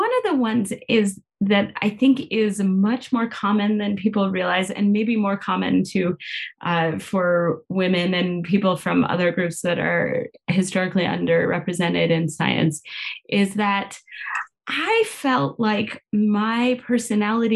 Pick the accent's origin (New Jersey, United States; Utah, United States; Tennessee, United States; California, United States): California, United States; now in Pittsburgh, United States; I grew up in California